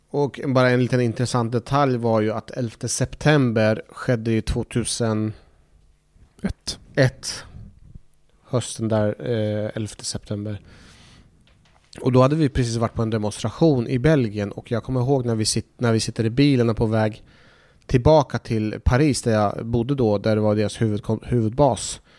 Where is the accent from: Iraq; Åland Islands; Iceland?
Iraq; now in Sweden; jag hade ju väldigt mycket minnen från när jag växte upp i Irak